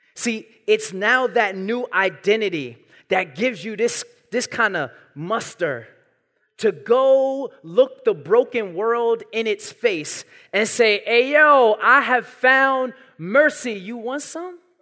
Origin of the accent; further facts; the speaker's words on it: New York City, New York, United States; I was born and raised in Brooklyn